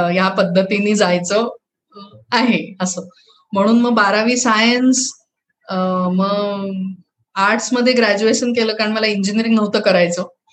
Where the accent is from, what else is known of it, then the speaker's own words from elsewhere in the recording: North India, India; moved away; माझं बालपण जे आहे ते उत्तर भारतात गेले